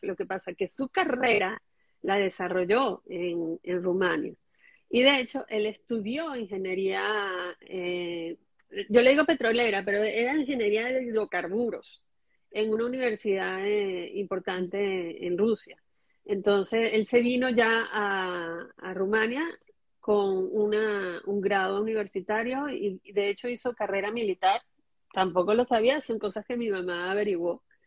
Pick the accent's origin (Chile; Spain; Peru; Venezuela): Venezuela; Caracas, Capital District; cuando yo nací, ellos ya vivían en el Parque Residencial San Bernardino